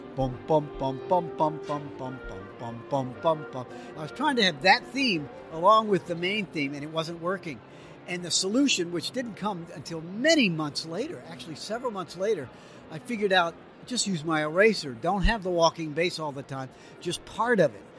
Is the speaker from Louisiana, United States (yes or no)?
yes; New Orleans, Louisiana, United States; I grew up in New Orleans and my first real musical experiences were that New Orleans jazz